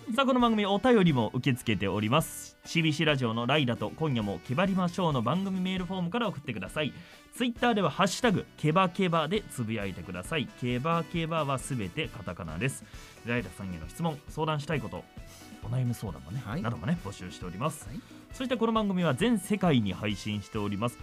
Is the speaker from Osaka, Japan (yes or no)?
no; Nagoya, Aichi, Japan; 名古屋生まれ、名古屋育ち、シビシアナウンサー